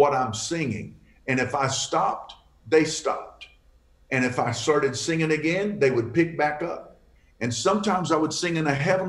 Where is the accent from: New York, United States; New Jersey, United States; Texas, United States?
Texas, United States; Fort Worth; I was raised right here in Fort Worth